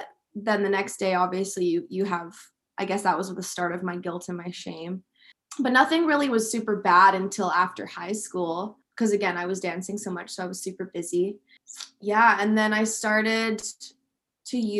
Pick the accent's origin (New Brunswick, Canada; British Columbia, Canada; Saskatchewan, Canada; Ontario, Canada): British Columbia, Canada; West Vancouver; also born or lived in England; I was born in England and then we moved over to West Vancouver when I was quite young